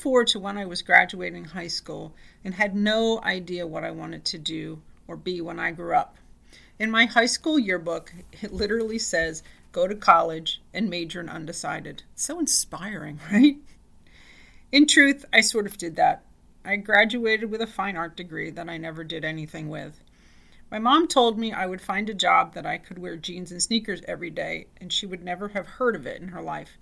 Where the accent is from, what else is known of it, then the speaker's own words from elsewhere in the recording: New Jersey, United States; I grew up in a really small town in New Jersey